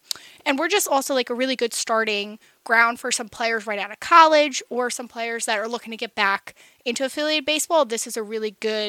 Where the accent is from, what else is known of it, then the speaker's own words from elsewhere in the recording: Central New Jersey, United States; moved away as an adult; also born or lived in Kutztown, Pennsylvania; now in Lancaster, United States; I am from New Jersey originally.